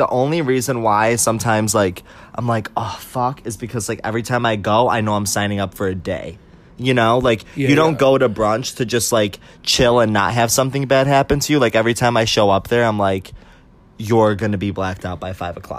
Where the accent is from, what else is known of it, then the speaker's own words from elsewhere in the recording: Syracuse, New York, United States; I'm from Syracuse, New York. It's a really beautiful